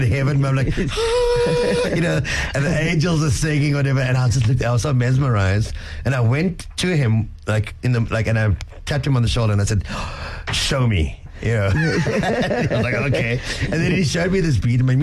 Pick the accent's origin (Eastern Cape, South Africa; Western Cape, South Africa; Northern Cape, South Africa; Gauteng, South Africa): Eastern Cape, South Africa; East London; my hometown, East London